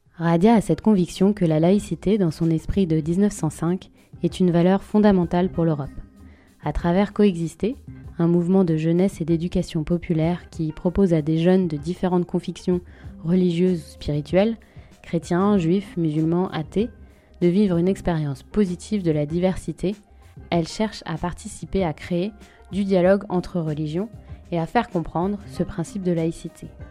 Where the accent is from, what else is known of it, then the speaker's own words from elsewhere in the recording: France; je suis française, européenne et laïque